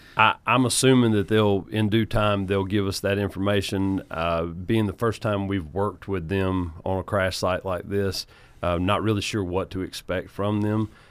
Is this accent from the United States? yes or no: yes; United States; I'm from Oconee County. My family has, uh, lived in Oconee County for nearly nine generations now.